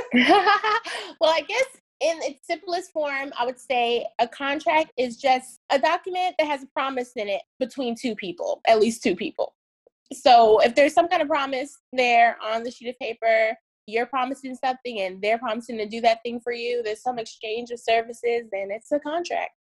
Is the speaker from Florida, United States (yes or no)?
yes; Miami, Florida, United States; also born or lived in Tallahassee; I moved back to my hometown of Miami.